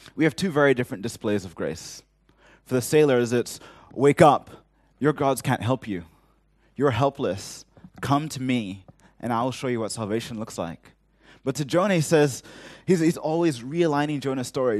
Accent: Hong Kong; growing up in Hong Kong

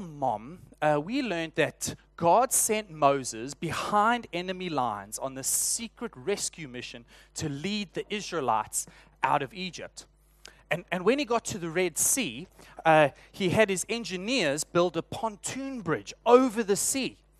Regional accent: South Africa; accent: South African; moved away; my South African accent

